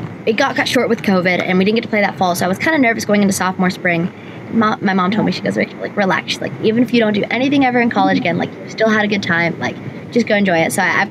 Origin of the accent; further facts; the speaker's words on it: North Carolina, United States; in my home state